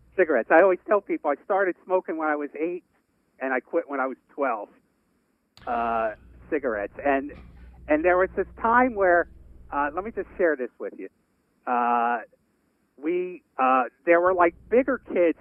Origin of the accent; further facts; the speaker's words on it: New York City, New York, United States; moved away; a guy that I grew up with in Brooklyn